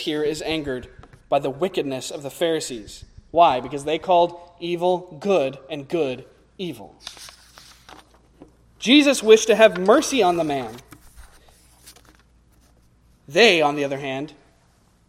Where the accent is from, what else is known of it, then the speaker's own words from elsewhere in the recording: United States; as American evangelicals